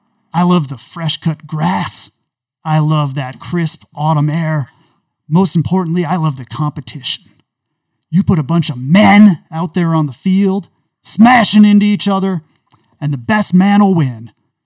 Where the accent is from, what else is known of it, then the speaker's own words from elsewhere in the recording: United States; You know, folks, when I grew up in America, we didn't talk about race in this way.